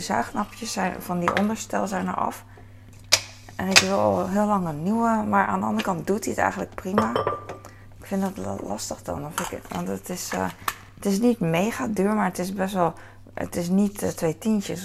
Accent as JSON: {"language": "Dutch", "town": "The Hague", "region": "South Holland", "country": "Netherlands", "tie": "born or raised there", "said": "ik hier geboren ben in Nederland en altijd hier heb gewoond"}